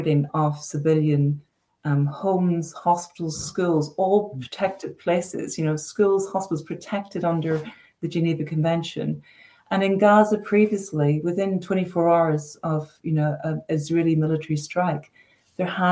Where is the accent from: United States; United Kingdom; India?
United Kingdom; Northern Ireland; I'm from Northern Ireland and, you know, lived, you know, through the Troubles